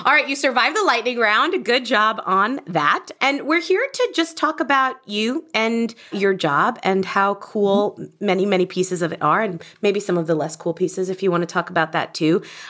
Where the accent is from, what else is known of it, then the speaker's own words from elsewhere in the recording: United States; accent: American; now in United Kingdom; It's my American accent.